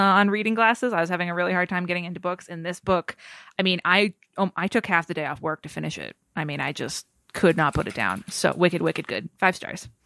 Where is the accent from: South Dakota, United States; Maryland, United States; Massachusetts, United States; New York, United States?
Massachusetts, United States; as a kid growing up in Massachusetts